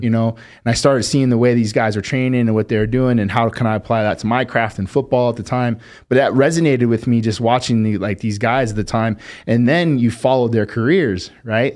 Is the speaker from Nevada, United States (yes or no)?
yes; Las Vegas, Nevada, United States; we grew up fast in Vegas